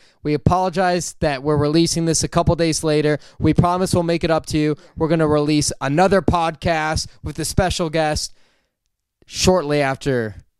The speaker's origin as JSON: {"language": "English", "town": "Chicago", "region": "Illinois", "country": "United States", "tie": "born or raised there", "moved": "yes", "said": "I'm from Chicago."}